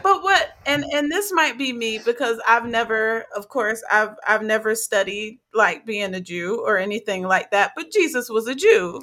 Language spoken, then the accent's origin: English; South Carolina, United States; also born or lived in Newark, New Jersey; I was in South Carolina with my grandparents